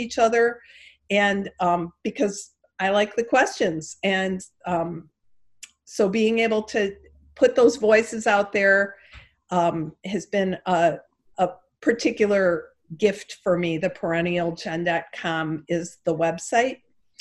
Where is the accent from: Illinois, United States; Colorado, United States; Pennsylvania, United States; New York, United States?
Illinois, United States; Chicago; accent: Chicago; my Chicago accent